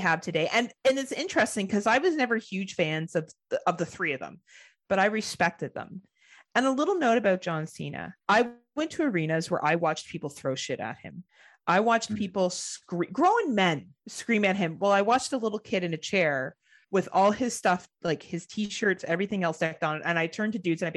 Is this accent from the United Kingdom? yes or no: no; Canada; as a Canadian